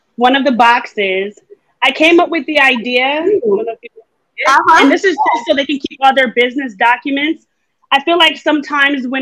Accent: New York, United States; I'm a New Yorker.

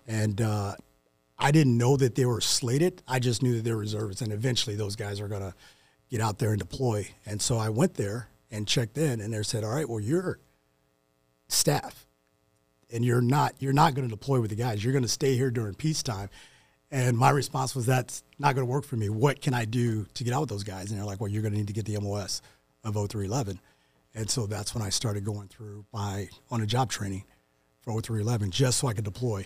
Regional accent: St. Louis, Missouri, United States; moved away; growing up in Saint Louis

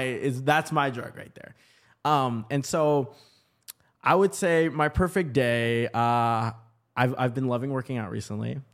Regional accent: Portland, Oregon, United States; also born or lived in Vancouver, Washington; now in Los Angeles, United States; that's kinda like my hometown. Portland, Oregon

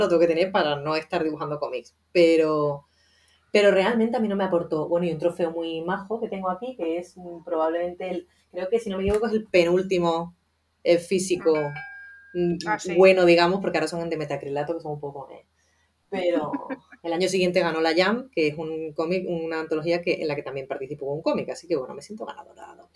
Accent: Seville, Andalusia, Spain; yo soy sevillana, vengo de un entorno muy conservador

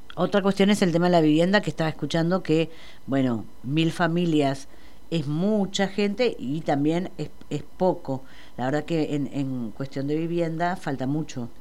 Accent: Buenos Aires, Argentina; Como ciudadana porteña

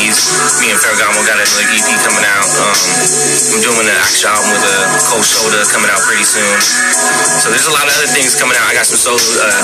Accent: United States; I'm from the Navajo Reservation

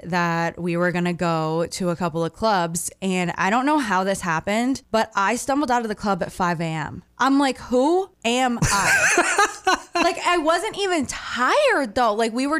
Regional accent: Maine, United States; also born or lived in Portland, Maine; And I said, I'm from Maine.

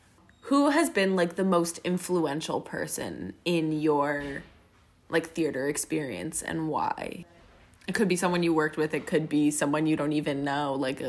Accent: Connecticut, United States; I'm from Connecticut

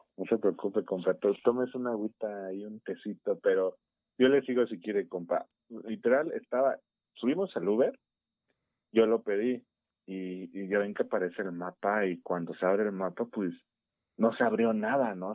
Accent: Mexico City, Mexico; accent: chilango; se nota nuestro acento bien cañón

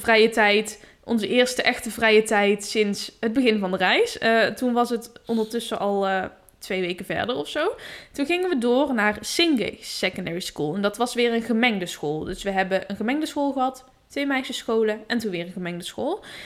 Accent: Netherlands; En dan zit je daar als Nederlander met je, met je, met je witte hoofd

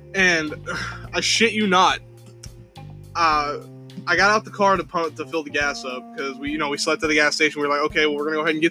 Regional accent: Indiana, United States; also born or lived in the South (US); now in US South; I'm from the North, okay? Originally I'm from Indiana. I miss snow

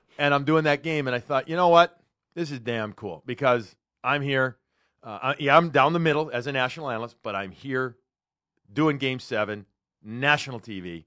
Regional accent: Chicago, Illinois, United States; now in Boston, United States; I grew up in Chicago

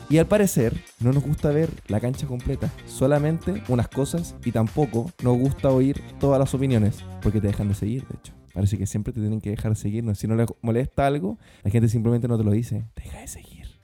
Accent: Chile; yo soy de Chile

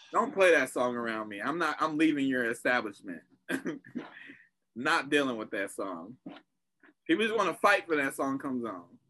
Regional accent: California, United States; I'm from Cali

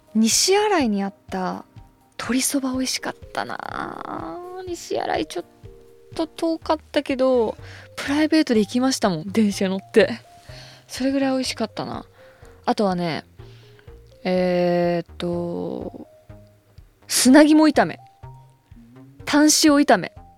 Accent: Hokkaido, Japan; moved away; 私北海道出身

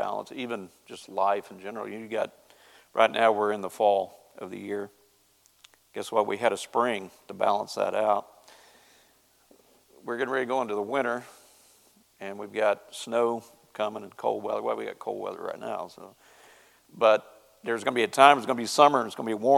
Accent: Ozark Mountains, Southwest Missouri, United States; moved away; I'm from Southwest Missouri, where the hillbillies live, and in the Ozark Mountains

